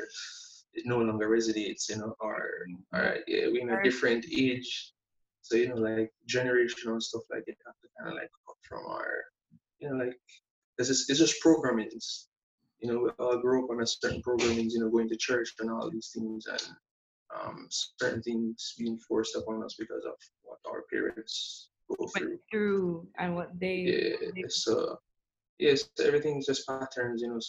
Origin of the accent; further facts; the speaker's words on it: Montego Bay, St. James, Jamaica; growing up in Montego Bay, well, St. James is in America, you know, country boy.